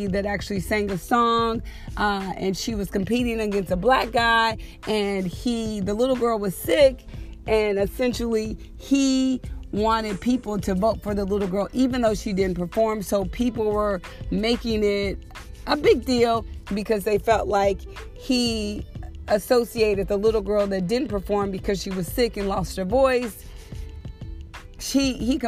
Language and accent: English; Dallas, Texas, United States; now in Los Angeles, United States; I'm originally from Dallas